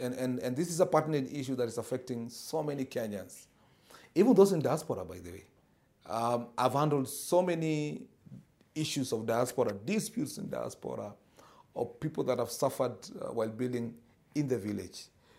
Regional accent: Moroni, Grande Comore, Comoros; I come from Moroni, and you know, in my area for a long time, I used to wonder why all buildings were cracking.

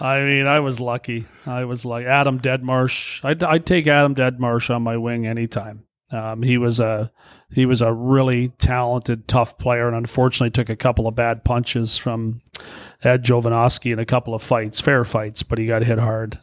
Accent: Brantford, Ontario, Canada; moved away; I grew up in Brantford, an hour from Toronto

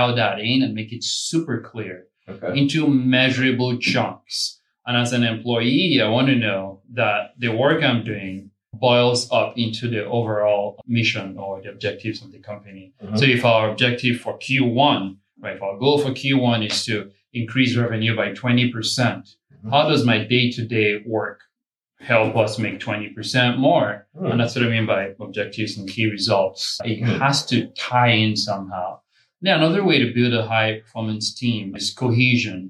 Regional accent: Phoenix, Arizona, United States; I'm from Phoenix.

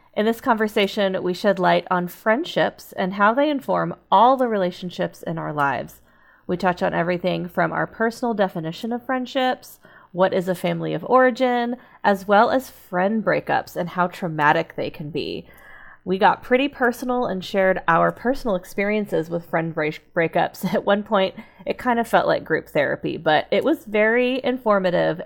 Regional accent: Texas, United States; I grew up in Texas

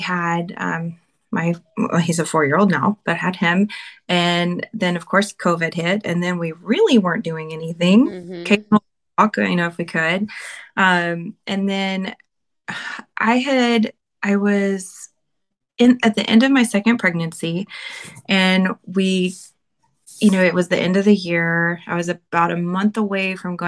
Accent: Arkansas, United States; moved away as an adult; I'm from Arkansas, so if you hear an accent, that's why.

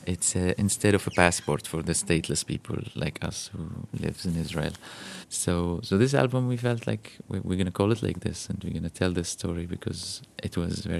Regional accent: Golan Heights, Syria; English is a second language; And uh, because we grew up in the Golan Heights and we're stateless, we have no passports, Rami and I, back then.

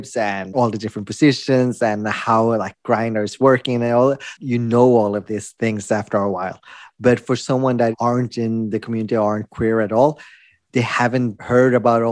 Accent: Norway; also born or lived in Philippines; I was adopted from the Philippines when I was a baby. And I was adopted to Norway

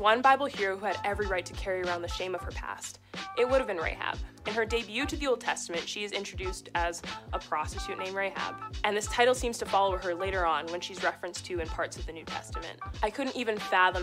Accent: Red Deer, Alberta, Canada; now in Edmonton, Canada; I'm the girl from Red Deer

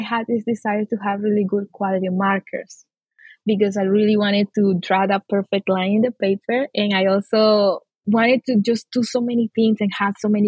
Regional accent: Amazonas, Venezuela; now in Texas, United States; So I'm from the Amazon, Venezuela. The Amazon in Venezuela, I'm indigenous. I grew up in a Christian family with my parents and my sister

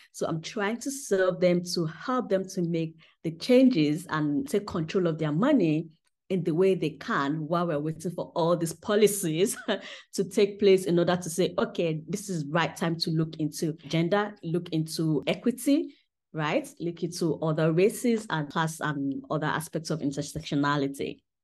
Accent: Southwest Nigeria, Nigeria; moved away as an adult; also born or lived in United Kingdom; now in Germany; when I was growing up in Nigeria

